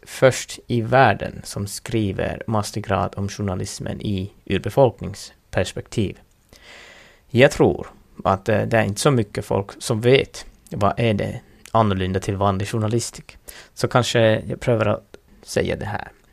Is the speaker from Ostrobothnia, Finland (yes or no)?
no; Lapland, Finland; first language Northern Sami; Swedish is a second language; så brukar vi tänka här i Finland